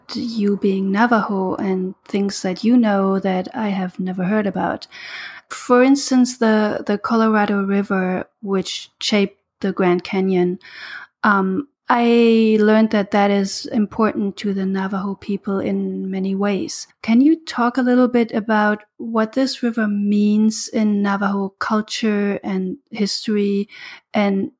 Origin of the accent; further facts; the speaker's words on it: Germany; moved away; I'm from Germany